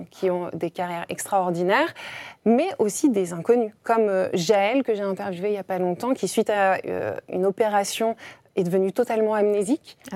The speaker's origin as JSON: {"language": "French", "town": "Grenoble", "region": "Auvergne-Rhône-Alpes", "country": "France", "tie": "born or raised there", "said": "avril 88 euh, à Grenoble. À Grenoble. Et où avez-vous grandi À Grenoble toujours À Grenoble aussi, dans les belles montagnes."}